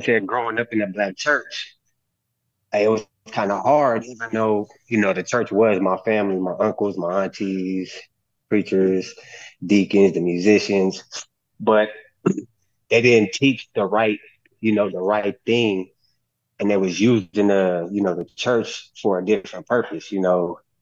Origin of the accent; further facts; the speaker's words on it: California, United States; growing up in California where I was raised around